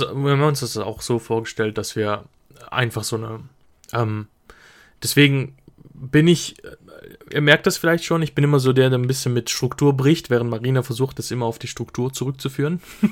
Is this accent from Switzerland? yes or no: yes; Switzerland; ich komme aus der Schweiz